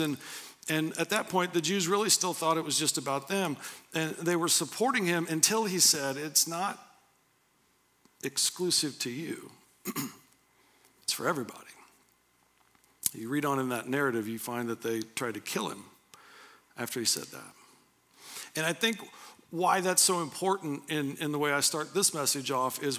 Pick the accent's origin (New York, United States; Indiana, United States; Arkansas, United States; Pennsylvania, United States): Indiana, United States; Anderson; also born or lived in Pendleton; I grew up in Anderson